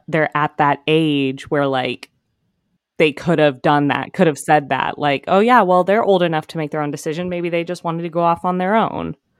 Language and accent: English; California, United States; I'm a Californian